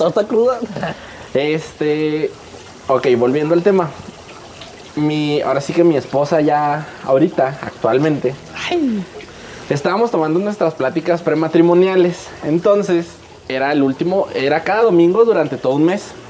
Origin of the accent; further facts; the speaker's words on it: Ciudad Juárez, Chihuahua, Mexico; Nosotros somos de Juárez